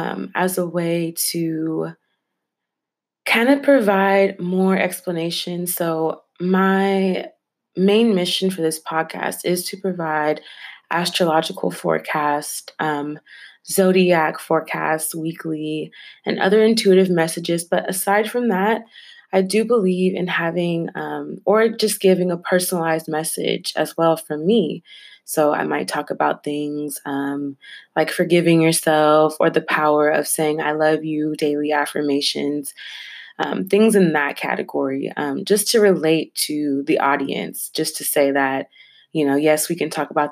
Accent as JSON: {"language": "English", "area": "Bay Area", "region": "California", "country": "United States", "tie": "born or raised there", "said": "I was born and raised in the Bay Area, so California is my home."}